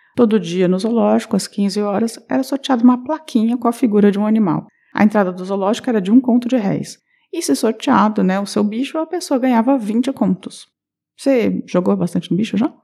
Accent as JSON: {"language": "Portuguese", "town": "Curitiba", "region": "Paraná", "country": "Brazil", "said": "como uma boa curitibana"}